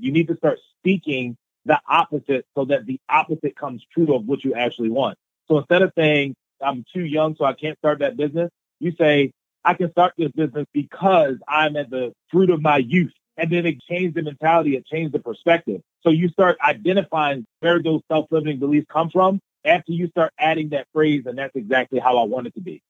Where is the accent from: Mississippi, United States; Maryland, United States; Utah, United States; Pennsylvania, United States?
Maryland, United States; Baltimore; I grew up in Baltimore, Maryland